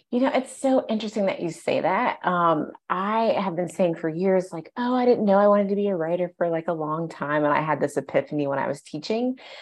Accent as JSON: {"language": "English", "region": "Ohio", "country": "United States", "tie": "born or raised there", "moved": "as an adult", "lives_now": "Los Angeles, United States", "said": "I'm from the Midwest. I'm from Ohio."}